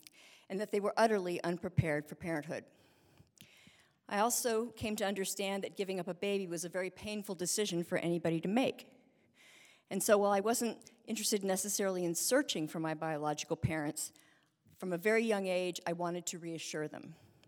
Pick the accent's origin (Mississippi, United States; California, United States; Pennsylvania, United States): California, United States; Berkeley; born there; I was born in 1959 in Berkeley, California, and I was adopted through a state agency